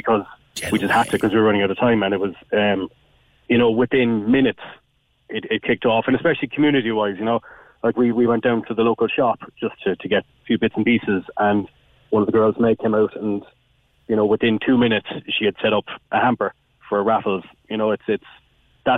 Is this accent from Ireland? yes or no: yes; Monkstown, Munster, Ireland; now in Crosshaven, Ireland; I'm from Monkston originally